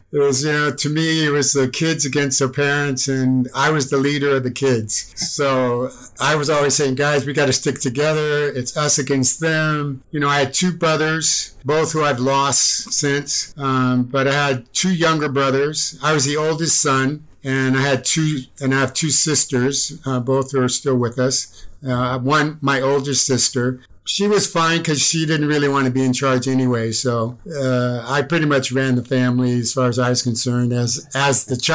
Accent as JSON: {"language": "English", "town": "Medford", "region": "Massachusetts", "country": "United States", "tie": "born or raised there", "also_born_or_lived": "Chicago", "said": "I was born in Cook County Hospital. And then my dad was in the service and he got stationed at Westover Air Force Base in Massachusetts. And then I lived in several different communities there, like Chicopee Falls. Medford was the place that I grew up."}